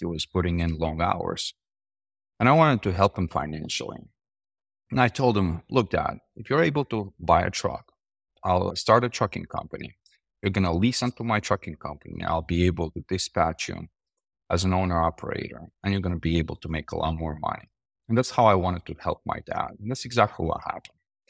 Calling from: San Diego, California, United States; I'm calling from San Diego.

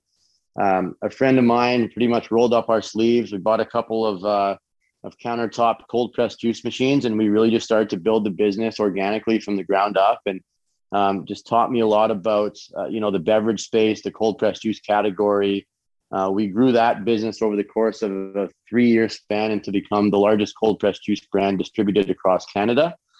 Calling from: Fort Lauderdale, Florida, United States; Right now I'm in Fort Lauderdale, Florida, and I've been in traveling over the past few weeks between a number of different states here

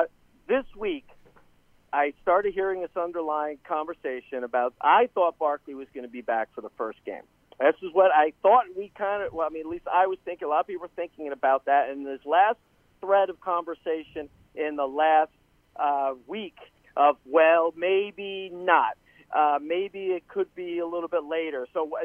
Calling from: Tampa, Florida, United States; Hey, John. … from Tampa.

